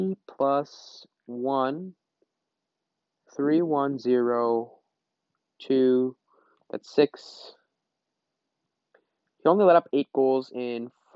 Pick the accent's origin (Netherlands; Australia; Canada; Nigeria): Canada; I'm a Canadian.